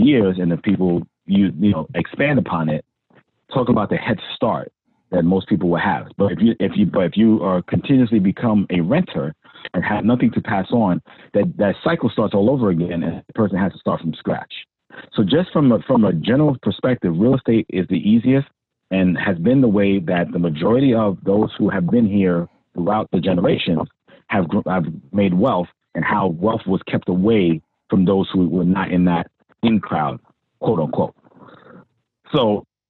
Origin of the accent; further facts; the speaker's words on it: New York City, New York, United States; I grew up in Hollis